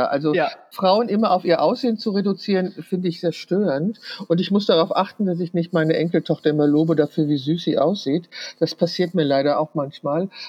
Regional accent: Düsseldorf, North Rhine-Westphalia, Germany; Ich, also ich komme aus Düsseldorf. Ich lebe in Düsseldorf

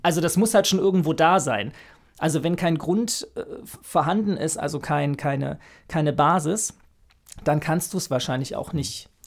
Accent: Frankfurt, Hesse, Germany; moved away as an adult; now in Berlin, Germany; Ich bin eigentlich aus Frankfurt, habe dort erst Soziologie studiert

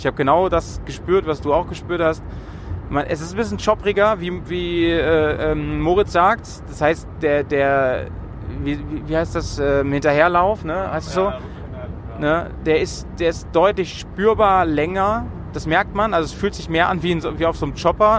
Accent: Bremen, Germany; in Bremen und umzu, wie man bei uns sagt

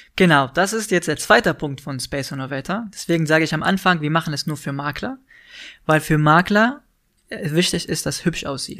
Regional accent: Tunisia; German is a second language; moved away as an adult; now in Berlin, Germany; in Tunesien bin ich aufgewachsen, habe ich da studiert, ganz normal

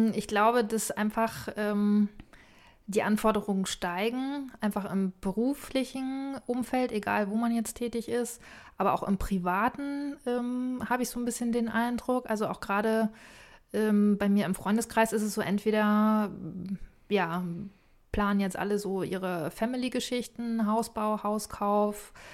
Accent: Boizenburg, a small village on the Elbe, Mecklenburg-Vorpommern, Germany; moved away; also born or lived in Bavaria; Ein wunderbares kleines Dorf an der Elbe, mhm. wo ich herkomme

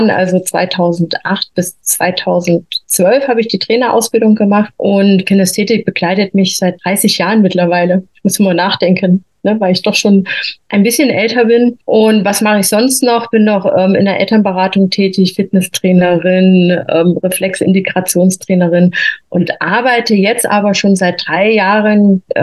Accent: Thuringia, Germany; born there; moved away as an adult; now in Freising, Germany; komme hier aus der Nähe von München, also wohnhaft jetzt im Freising, gebürtig eigentlich komme ich aus Thüringen, bin aber quasi nach der Wende hier in Bayern gelandet mit meiner Ausbildung zur Krankenschwester.

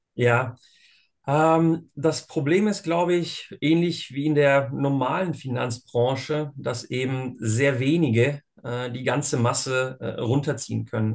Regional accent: Bosnia & Herzegovina; now in Germany; ich bin ursprünglich aus Bosnien und Herzegowina, bin dort geboren.

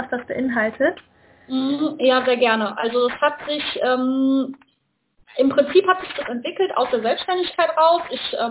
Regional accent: North Rhine-Westphalia, Germany; komme aus der Nähe von Köln und was mache ich?

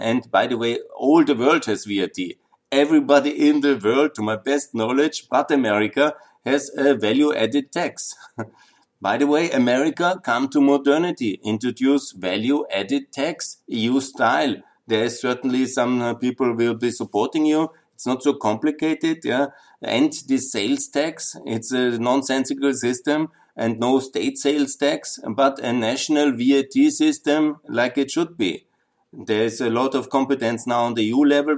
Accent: Austria; my home country, Austria

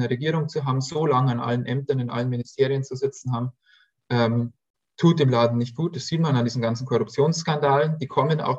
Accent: Bavaria, Germany; Also ne, ich komme ja aus Bayern

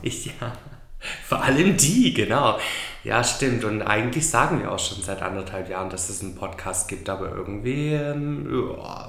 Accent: Swabia, Germany; moved away as an adult; now in Gran Canaria, Spain; ich bin Schwabe

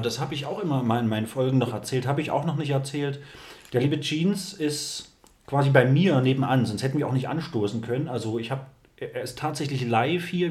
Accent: East Germany, Germany; bin auch Ossi vom Dorf

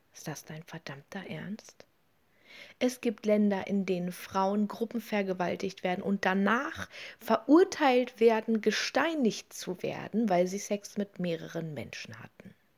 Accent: Germany; in diesem Land, bei uns in Deutschland

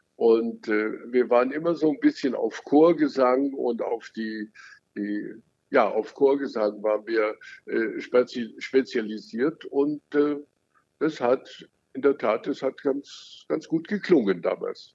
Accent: Lake Starnberg, Bavaria, Germany; ich bin ja am Starnberger See groß geworden

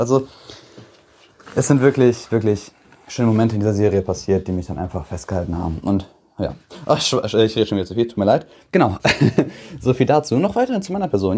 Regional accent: Bad Oeynhausen, North Rhine-Westphalia, Germany; komme aus OWL, aus Bad Oeynhausen

